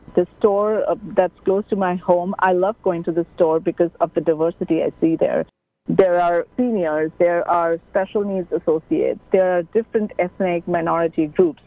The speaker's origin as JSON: {"language": "English", "country": "India", "moved": "yes", "said": "I'm an Asian. I'm an Indian from Asia"}